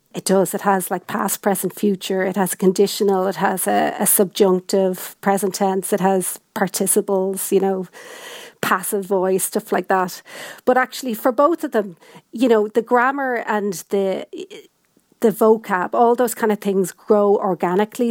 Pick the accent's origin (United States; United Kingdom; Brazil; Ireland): Ireland; also born or lived in Dublin; I'm, I'm from Ireland and I know Irish